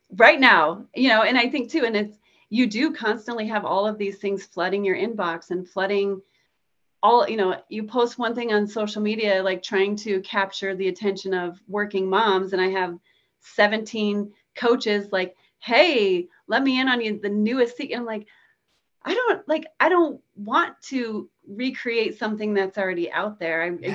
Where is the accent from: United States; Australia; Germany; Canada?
United States; Nebraska; I'm from Nebraska. We get tornadoes here